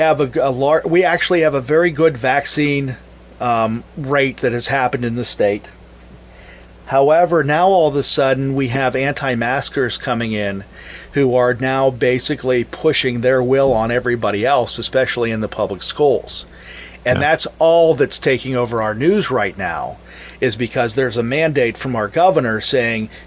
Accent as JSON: {"language": "English", "town": "Mars", "region": "Pennsylvania", "country": "United States", "tie": "born or raised there", "moved": "as an adult", "lives_now": "Brownsville, United States", "said": "I'm actually born and raised in Mars, Pennsylvania, north of the city of Pittsburgh."}